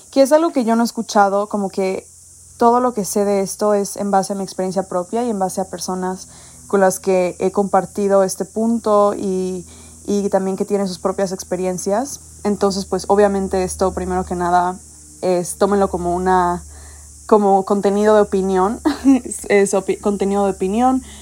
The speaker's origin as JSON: {"language": "Spanish", "region": "Mexico City", "country": "Mexico", "tie": "born or raised there", "said": "yo crecí en México, en Ciudad de México, y me moví mucho por el país."}